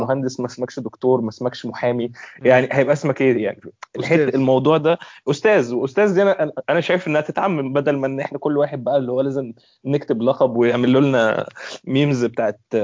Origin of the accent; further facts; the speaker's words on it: Egypt; عندنا في مصر